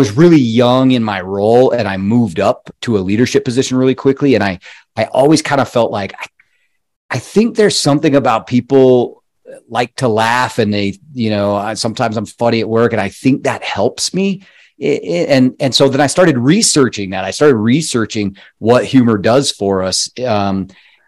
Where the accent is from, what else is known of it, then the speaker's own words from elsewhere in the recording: Colorado, United States; moved away; I'm from Colorado originally